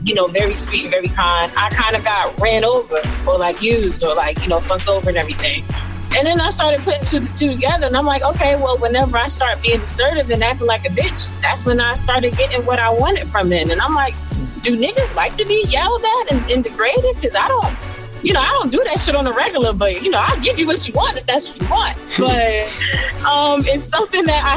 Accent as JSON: {"language": "English", "region": "New Jersey", "country": "United States", "said": "I'm from Jersey"}